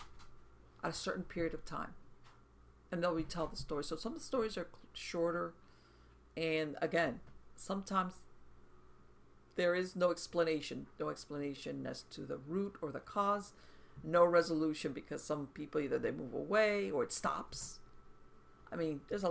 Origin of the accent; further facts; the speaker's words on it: South Florida, United States; I was born here in South Florida and grew up in South Florida